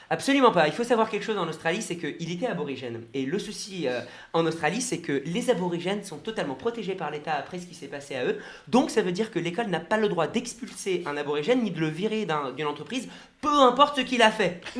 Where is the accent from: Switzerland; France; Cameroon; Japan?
Japan; born there; Je suis né au Japon.